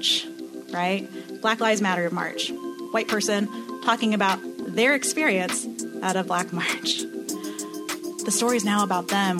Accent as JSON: {"language": "English", "town": "Orlando", "region": "Florida", "country": "United States", "said": "I'm from Orlando, Florida"}